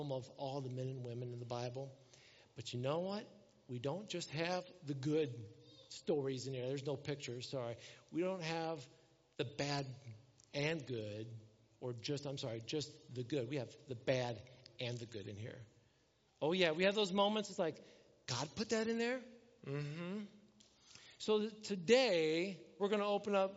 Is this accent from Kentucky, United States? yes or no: no; Elkhart, Indiana, United States; I was born in Elkhart, Indiana, that hospital